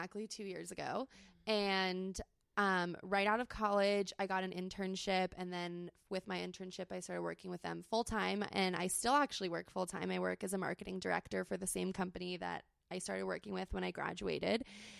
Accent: San Diego, California, United States; I grew up in San Diego, born and raised

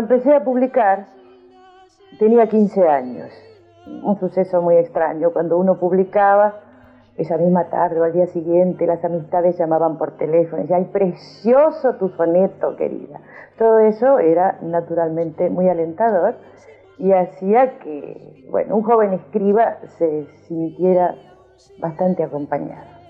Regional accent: Argentina; algunos argentinos nos encontrábamos con nuestras raíces.

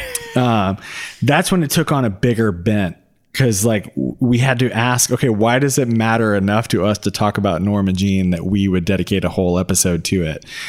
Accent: Atlanta, Georgia, United States; we're two dudes from Atlanta

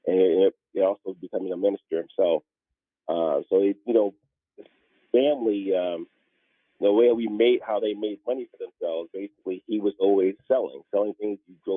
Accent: Franklin, Georgia, United States; also born or lived in The Bronx, New York; now in Georgia, United States; I'm about 70 miles southwest of Atlanta, small little town called Franklin. Basically, there's only one streetlight in Old Town, to give you an idea. But very small, humble beginnings. My grandfather had a farm.

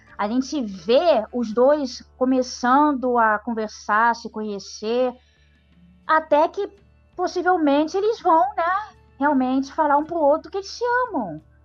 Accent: Brazil; nós, brasileiros

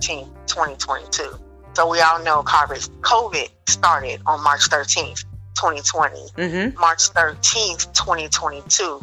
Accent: Dayton, Ohio, United States; now in Cary, United States; I'm originally from Dayton, Ohio, which is the land of funk, the gem city

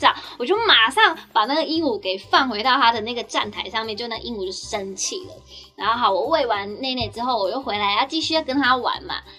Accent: Nantou County, Taiwan; 我差不多就是会在我们我老家吧，在南投的山上。但我想说，我家南投会不会没有人要来？因为我自己都没有很想回去，太远了。

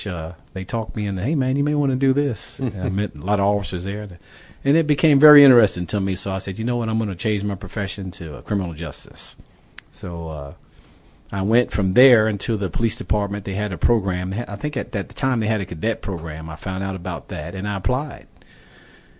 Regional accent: Philadelphia, Pennsylvania, United States; moved away as an adult; now in Dallas, United States; I came from Philadelphia, Pennsylvania. I lived in a low income area.

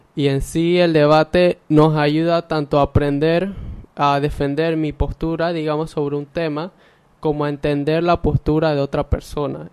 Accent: Ocú, Herrera, Panama; soy de Ocu, orgullosamente del Colegio Rafael Quintero Villarreal

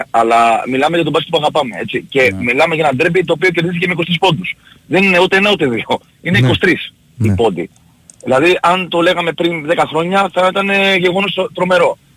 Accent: Greece; Σαν Έλληνες δηλαδή είναι το άθλημα το, της, ε, χώρας μας.

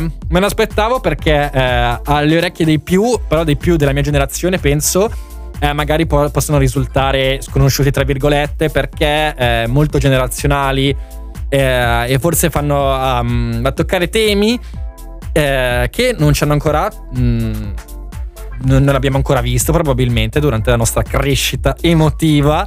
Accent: area near Arona, Lake Maggiore, Piedmont, Italy; il liceo mio, Galileo Galilei, e il liceo di Arona, Enrico Fermi

